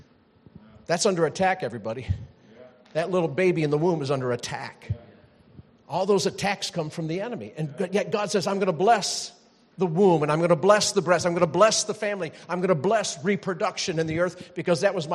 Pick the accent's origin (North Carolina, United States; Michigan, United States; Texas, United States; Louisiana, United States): North Carolina, United States; moved away; I'm from North Carolina